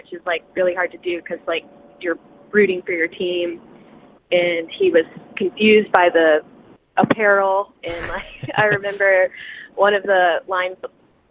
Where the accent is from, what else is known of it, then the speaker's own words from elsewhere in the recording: Dallas, Georgia, United States; also born or lived in New York City / Athens, Georgia; I am from Georgia. I grew up in Georgia and then lived in New York City for a few years